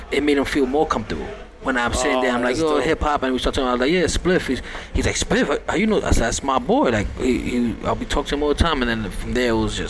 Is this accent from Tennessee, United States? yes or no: no; New York City, New York, United States; I was born and raised in Brooklyn, but you know I'm Puerto Rican. You know, my family's over there. Half of my family still live out there, and that's where I'm from.